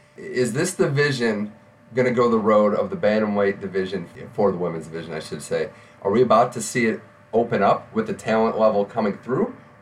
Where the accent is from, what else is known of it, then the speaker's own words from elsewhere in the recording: New York City, New York, United States; Yeah, as a New Yorker, it should be fun to watch one of the more underrated matches.